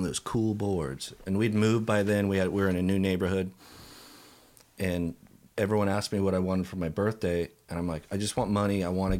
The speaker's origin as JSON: {"language": "English", "town": "San Jose", "region": "California", "country": "United States", "tie": "born or raised there", "said": "I grew up in San Jose."}